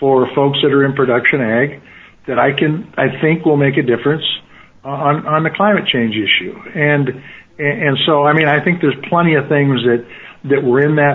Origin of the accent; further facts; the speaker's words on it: Montana, United States; I come from Montana